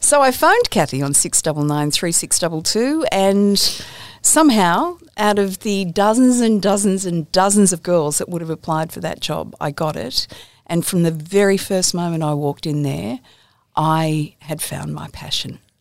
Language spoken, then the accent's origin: English; Campbelltown, New South Wales, Australia; I grew up in Campbelltown in, in the western suburbs.